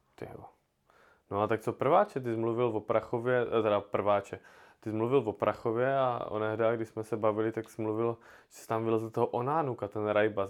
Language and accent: Czech; Brno, South Moravian Region, Czechia; u nás v Brně